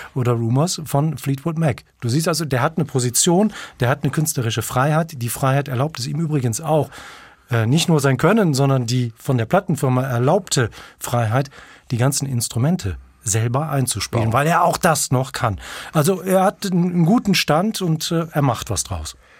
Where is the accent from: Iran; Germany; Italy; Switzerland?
Germany; North Rhine-Westphalia; Ich bin ja in Nordrhein-Westfalen aufgewachsen